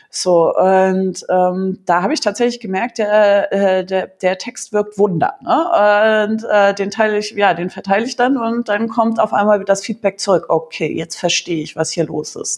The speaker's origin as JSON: {"language": "German", "country": "Germany", "said": "bei uns in Deutschland"}